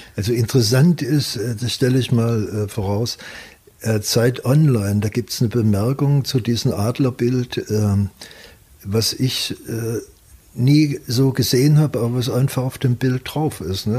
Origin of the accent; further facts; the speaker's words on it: Leipzig, Saxony, Germany; moved away; wenn ich in Leipzig bin, äh, das hat mich geprägt äh, bis heute. Wenn, dann ist das Heimat.